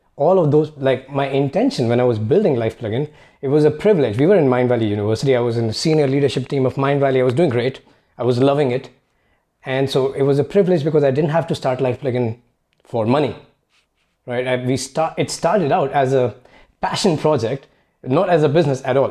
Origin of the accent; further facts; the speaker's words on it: India; moved away as an adult; I grew up in India